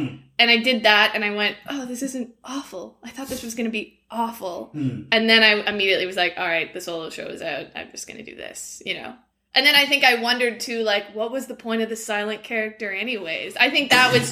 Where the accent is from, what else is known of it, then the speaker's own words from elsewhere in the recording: Peterborough, Ontario, Canada; also born or lived in Scotland; I grew up between Peterborough in Ontario, and I actually spent my summers and did a couple years of school in Scotland